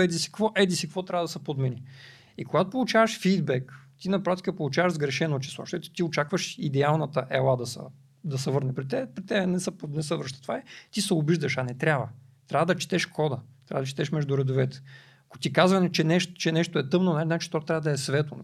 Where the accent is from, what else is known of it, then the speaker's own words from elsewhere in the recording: Varna, Varna Province, Bulgaria; аз съм от Варна